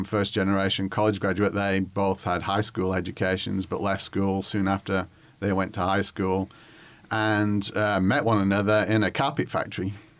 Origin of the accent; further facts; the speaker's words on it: Whitworth, North West England, United Kingdom; moved away as an adult; now in Little Rock, United States; I grew up in England, not England, Arkansas, but England as in the United Kingdom. I grew up in the northwest of England, near Manchester, which is the largest city of about 500,000 people, and a village called Whitworth, which is about 15 miles away.